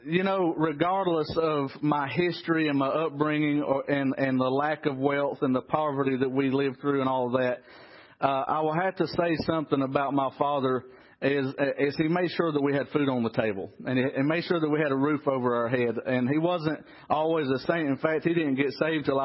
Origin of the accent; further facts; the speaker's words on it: Trap Hill, North Carolina, United States; I was raised in Trap Hill, North Carolina.